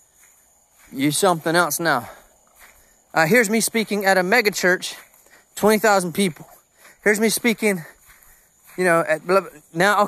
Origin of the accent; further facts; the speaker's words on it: Georgia, United States; I'm from Georgia